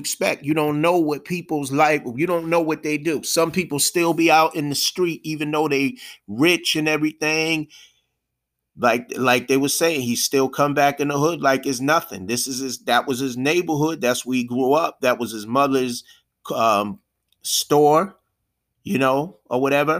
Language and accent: English; United States; I was born and raised here in America